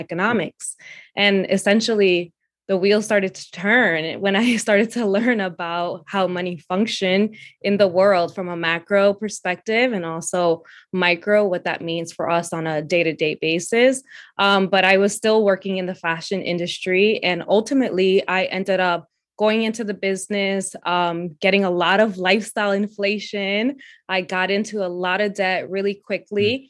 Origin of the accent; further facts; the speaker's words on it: New York City, New York, United States; also born or lived in Dominican Republic; I was born in the Dominican Republic, and I moved to Brooklyn, New York with my family when I was four years old. Um, I ended up going to public school here